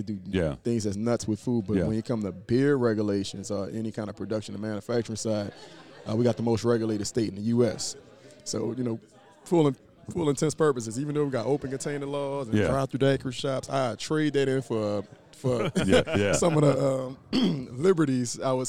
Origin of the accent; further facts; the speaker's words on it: New Orleans, Louisiana, United States; moved away; I'm from New Orleans. I was displaced because of Katrina.